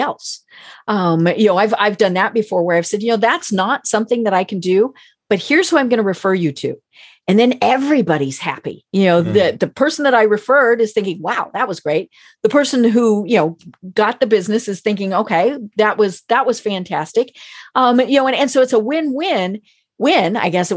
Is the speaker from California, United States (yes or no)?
no; Colorado, United States; now I'm from Colorado